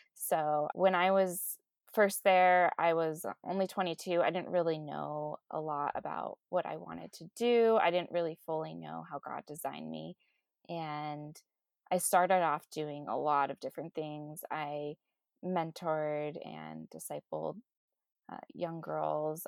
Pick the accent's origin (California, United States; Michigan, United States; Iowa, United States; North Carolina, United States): California, United States; Southern; I grew up here in Southern California